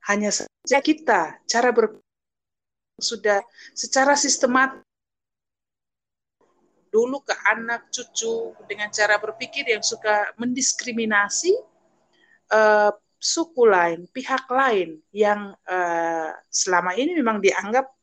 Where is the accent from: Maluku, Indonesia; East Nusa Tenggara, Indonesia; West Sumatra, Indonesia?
East Nusa Tenggara, Indonesia; saya bahkan ya saya sebagai orang Sumba tidak mempelajari uh, suku saya diri saya identitas saya